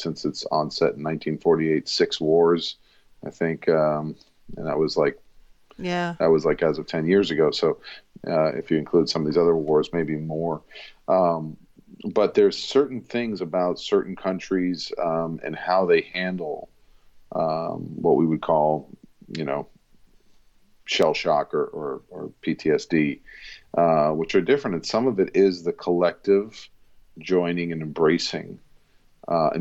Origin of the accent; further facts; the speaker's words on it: Rockville Centre, New York, United States; I'm born in the city, but raised in Rockville Center, which is a suburb